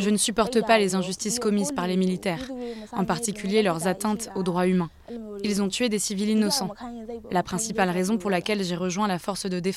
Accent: Mandalay, Mandalay Region, Myanmar; Je suis née à Mandalay, je suis une fille de là-bas.

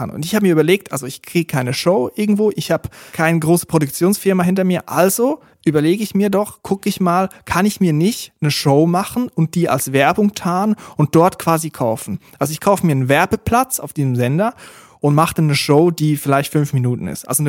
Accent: Switzerland; Und dort, wo ich herkomme aus der Schweiz, eigentlich überall in der Schweiz, gibt es so kleine Regionalsender, die privat geführt sind.

